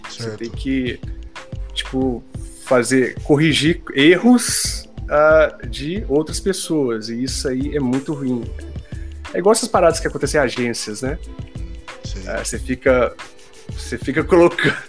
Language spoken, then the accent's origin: Portuguese; Minas Gerais, Brazil; eu sou mineiro, eu coloco muita coisa no diminutivo